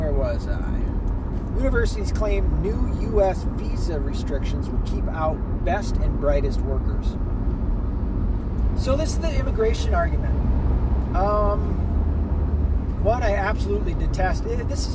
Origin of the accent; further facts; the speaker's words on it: the South, United States; moved away; also born or lived in the North; Now, I was born in the South. I was primarily raised in the South